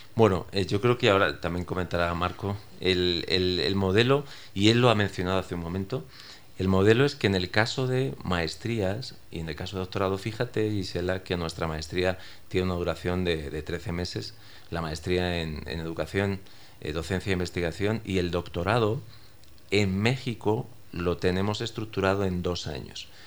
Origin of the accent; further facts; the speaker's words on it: Spain; yo soy español